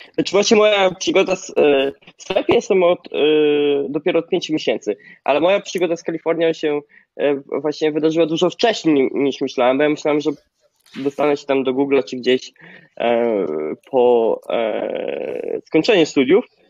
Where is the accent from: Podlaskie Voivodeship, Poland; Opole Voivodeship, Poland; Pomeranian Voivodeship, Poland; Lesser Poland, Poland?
Podlaskie Voivodeship, Poland; small village near Zambrów; moved away as an adult; now in San Francisco, United States; Ja pochodzę z małej wsi na Podlasie, zresztą gdzie teraz jestem, odwiedzam akurat rodziców. Nie nadaję z San Francisco, tylko e, z małej wsi pod Zambrowem.